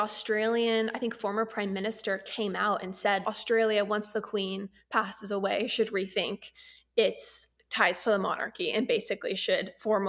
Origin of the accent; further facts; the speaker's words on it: United States; we all knew about the royals growing up as Americans